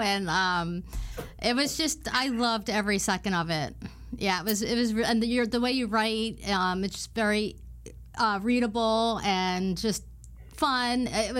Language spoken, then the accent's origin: English; Philadelphia, Pennsylvania, United States; I was born in Philly